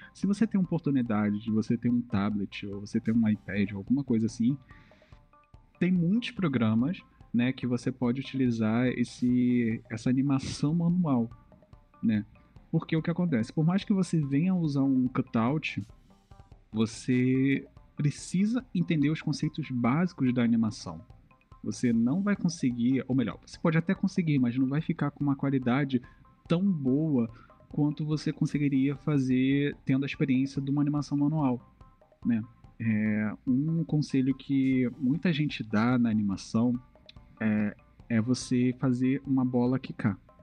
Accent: Southeast, Brazil; Eu sou do Sudeste

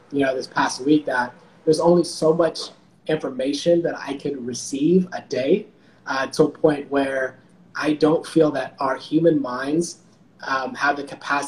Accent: United States; My family's from Ethiopia and Eritrea, but I was born here in the States.

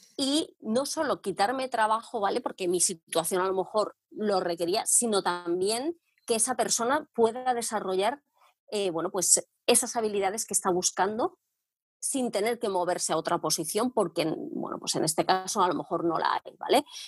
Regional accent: Madrid, Community of Madrid, Spain; moved away as an adult; now in England, United Kingdom; yo soy de Madrid, David, y vine a Inglaterra pues va a ser ya 13

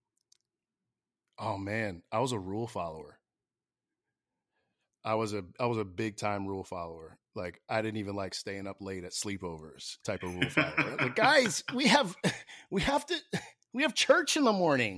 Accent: Willingboro, New Jersey, United States; also born or lived in Voorhees, New Jersey; I was born in New Jersey, born in Voorhees, New Jersey, grew up mostly in Willingboro

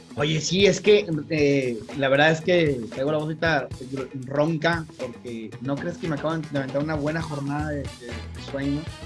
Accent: Monterrey, Nuevo León, Mexico; la gente que somos de Monterrey

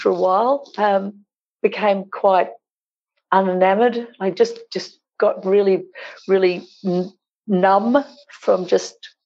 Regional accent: Australia; we're convicts. We came over on those first fleets, chained

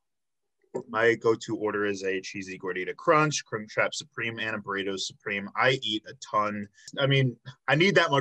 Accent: Illinois, United States; I'm from Illinois, and, like, we had, like, I grew up with a Fazoli's

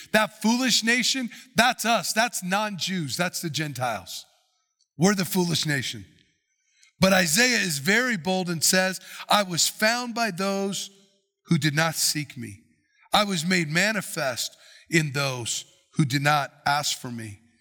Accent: United States; we as American Christians

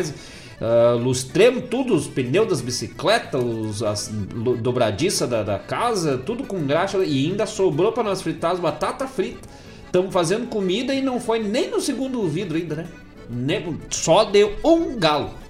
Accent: Bom Jesus, Rio Grande do Sul, Brazil; Eu sou lá de Bom Jesus

